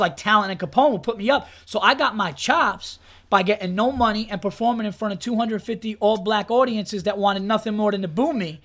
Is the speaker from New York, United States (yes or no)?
yes; Westchester, New York, United States; also born or lived in Yonkers / Hudson Valley; I was born in Yonkers, but I, I, grew up all over Westchester. I went to high school actually upstate, um, in in Hudson Valley